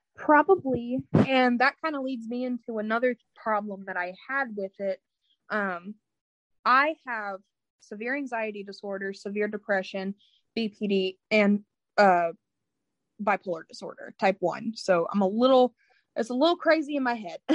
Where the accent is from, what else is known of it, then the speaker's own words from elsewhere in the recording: Indiana, United States; I'm from Indiana